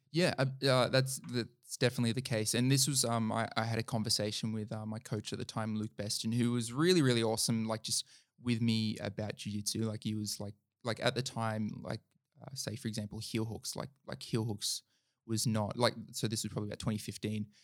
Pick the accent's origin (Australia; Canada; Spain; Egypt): Australia; Central Coast / Lake Macquarie, New South Wales; went to school together on the Central Coast and, like, both left the same school and ended up at the same school